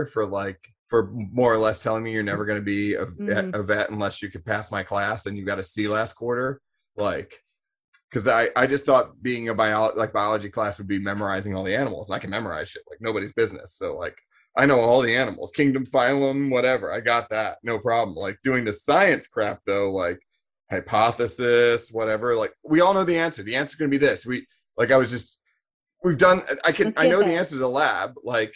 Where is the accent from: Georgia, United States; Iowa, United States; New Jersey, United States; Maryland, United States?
Maryland, United States; Annapolis; I grew up in Annapolis, which is like what Naval Academy town